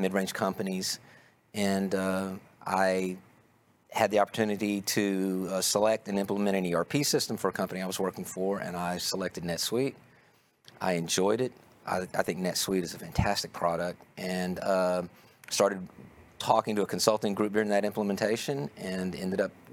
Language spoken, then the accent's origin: English; Longview, Texas, United States; accent: Texas; also born or lived in Houston, Texas; I was born in Houston, and I lived there until I was nine, and then we moved to Longview, Texas, in East Texas. So I know I have kind of a Texas accent, but that's where it comes from